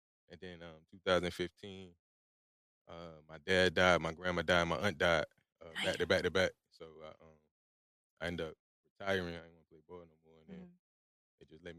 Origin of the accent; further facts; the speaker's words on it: Virginia Beach, Virginia, United States; I grew up in Lake Edward.